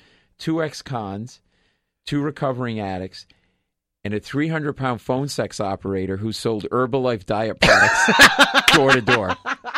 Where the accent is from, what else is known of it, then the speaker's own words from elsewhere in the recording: Rhode Island, United States; moved away as an adult; also born or lived in Boston / Queens, New York; We're both from Rhode Island.